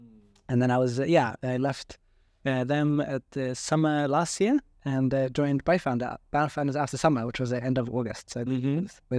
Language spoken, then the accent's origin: English; Sweden; moved away as an adult; also born or lived in Australia; Yeah, so I mean, I'm originally Swedish.